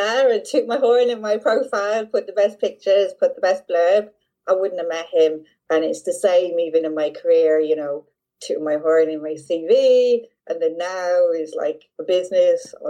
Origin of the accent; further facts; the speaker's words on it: Dublin, Leinster, Ireland; now in Devon, United Kingdom; I'm in Devon in southwest England, and I'm originally from Dublin